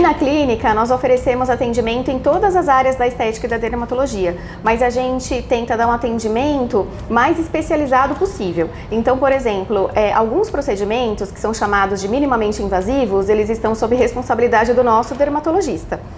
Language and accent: Portuguese; São Paulo, Brazil; moved away as an adult; now in Londrina, Brazil; eu sou de São Paulo, capital.